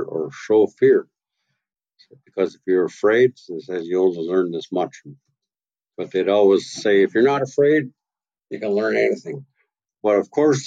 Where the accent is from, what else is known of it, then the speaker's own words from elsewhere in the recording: Tla-o-qui-aht, west coast of Vancouver Island, British Columbia, Canada; I'm from tlau quer, from the house of Iwas